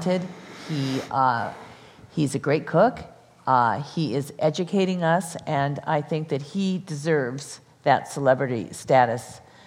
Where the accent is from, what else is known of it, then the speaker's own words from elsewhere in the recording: Los Angeles, California, United States; also born or lived in New York; I'm from Los Angeles